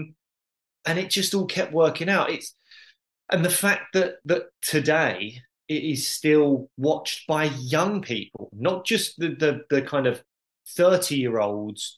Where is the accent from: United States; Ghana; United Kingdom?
United Kingdom; as a British teenager